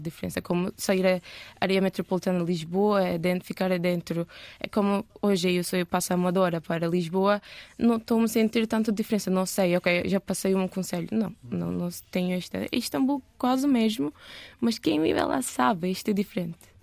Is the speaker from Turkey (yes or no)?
yes; Istanbul, Turkey; Portuguese is a second language; moved away as an adult; now in Portugal; eu nasci na parte europeia